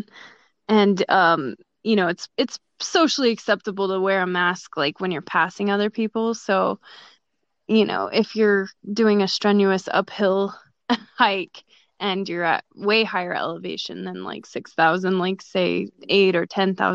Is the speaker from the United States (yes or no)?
yes; Albuquerque, New Mexico, United States; moved away as an adult; also born or lived in Florida; now in Colorado, United States; I grew up in Albuquerque, and our elevation's a little higher than Denver